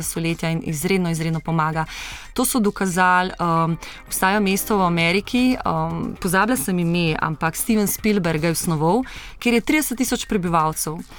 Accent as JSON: {"language": "Slovenian", "country": "Slovenia", "said": "Slovenci smo"}